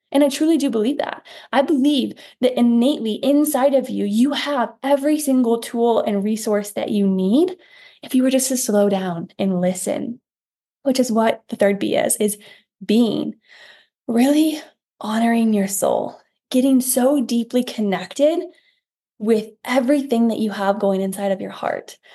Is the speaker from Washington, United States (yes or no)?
no; Iowa, United States; I'm from Iowa, we have a farm town.